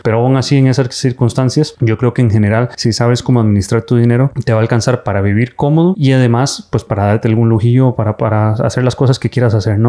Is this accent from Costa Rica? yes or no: yes; Costa Rica; moved away as an adult; now in Spain; soy médico de Costa Costa Rica, pero formado aquí en España como urólogo